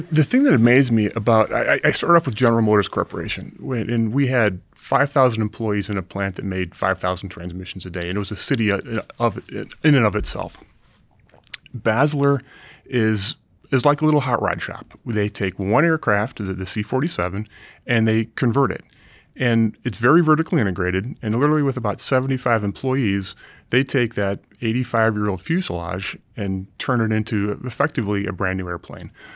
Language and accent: English; Ohio, United States; I grew up in the Midwest in Ohio